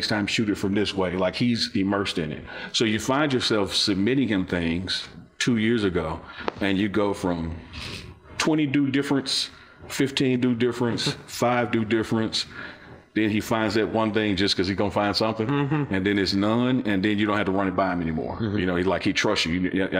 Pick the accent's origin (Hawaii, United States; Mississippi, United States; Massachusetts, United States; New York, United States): Mississippi, United States; born there; So when people ask me where something starts, I was born in Mississippi.